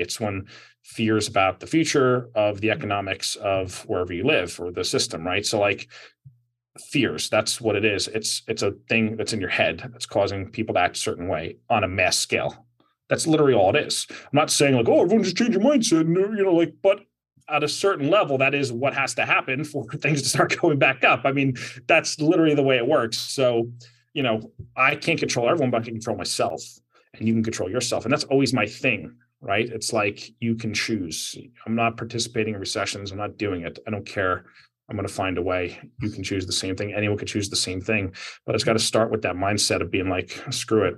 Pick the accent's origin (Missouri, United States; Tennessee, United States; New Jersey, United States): New Jersey, United States; New Jersey, my home state